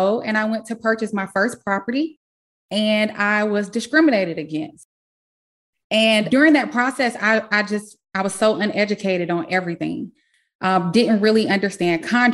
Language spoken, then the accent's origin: English; South Carolina, United States; moved away; I am originally from South Carolina